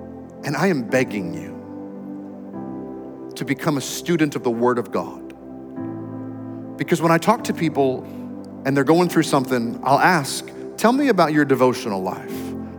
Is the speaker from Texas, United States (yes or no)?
yes; Texas, United States; I know I go to church once in a while because I'm a Texan and that's what we do.